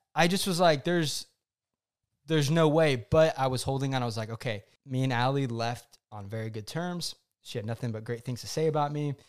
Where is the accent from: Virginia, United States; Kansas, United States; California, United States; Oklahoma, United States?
Oklahoma, United States; also born or lived in New York City; now in Dallas, United States; my hometown of Oklahoma